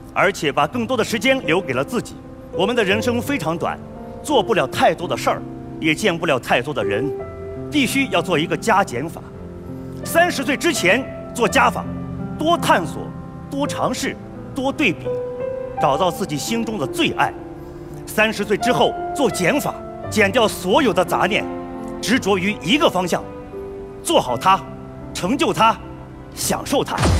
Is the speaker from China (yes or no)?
yes; a small village in Northwest China, China; 我出生在西北的小村里